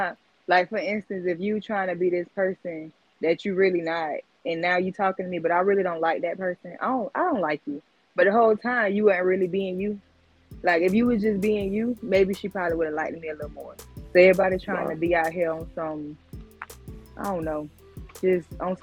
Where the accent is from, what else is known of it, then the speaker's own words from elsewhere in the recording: Fort Lauderdale, Florida, United States; I'm from Broward County, Florida, Fort Lauderdale